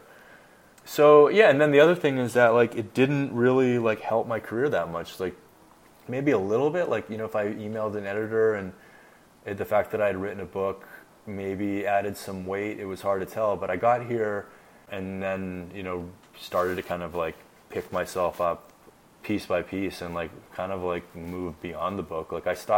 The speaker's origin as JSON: {"language": "English", "country": "Canada", "said": "I'm Canadian"}